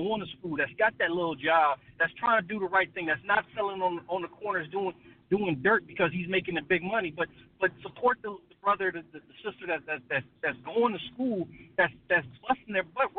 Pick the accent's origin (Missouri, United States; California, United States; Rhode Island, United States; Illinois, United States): California, United States; Compton; moved away; I grew up in Compton, and I tell you, when I grew up in Compton, it was drive-bys